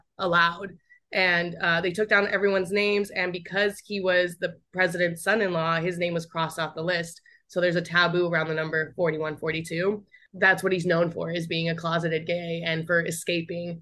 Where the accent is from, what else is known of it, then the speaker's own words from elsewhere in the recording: Arizona, United States; moved away; also born or lived in New York; I'm from Arizona